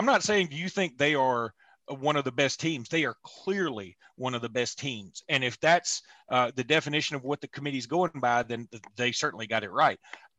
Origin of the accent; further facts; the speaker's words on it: Alabama, United States; I'm from Alabama.